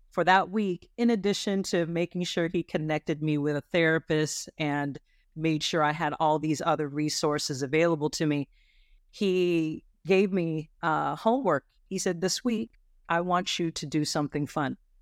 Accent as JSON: {"language": "English", "town": "Lancaster", "region": "California", "country": "United States", "tie": "born or raised there", "lives_now": "Richmond, United States", "said": "I grew up in Lancaster, California."}